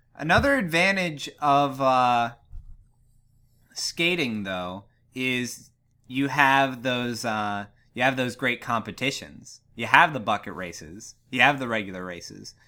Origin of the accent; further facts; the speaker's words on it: Ligonier, Pennsylvania, United States; my hometown of Ligonier, Pennsylvania